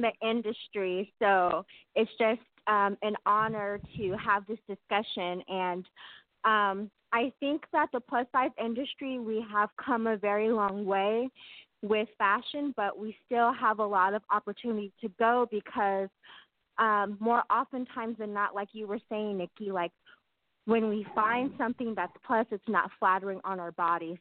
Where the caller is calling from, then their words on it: Sacramento, California, United States; I'm calling from Sacramento, California.